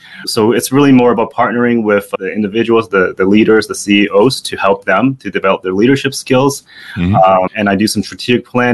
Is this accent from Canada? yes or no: yes; Canada; I am Canadian